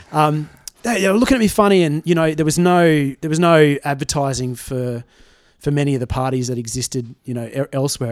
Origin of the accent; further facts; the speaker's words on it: Tamworth, New South Wales, Australia; now in Brisbane, Australia; I was uh, born here in Brisbane, but I was raised in Tamworth